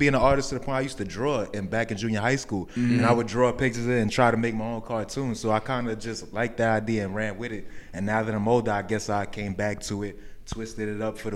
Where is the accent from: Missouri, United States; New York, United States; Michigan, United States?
New York, United States; New York City; I'm from Lower East Side, Manhattan